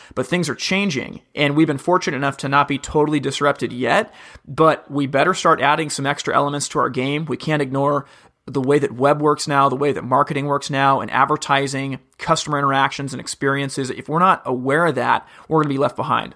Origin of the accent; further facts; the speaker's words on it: Corvallis, Oregon, United States; From a little town called Corvallis, Oregon